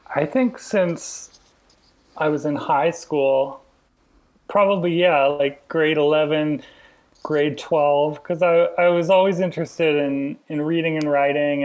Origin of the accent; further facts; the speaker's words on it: Alberta, Canada; moved away; I was already from Alberta